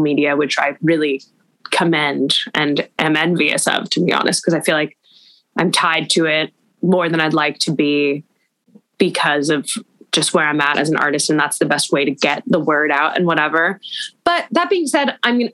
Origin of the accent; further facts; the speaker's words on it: Los Angeles, California, United States; growing up in Los Angeles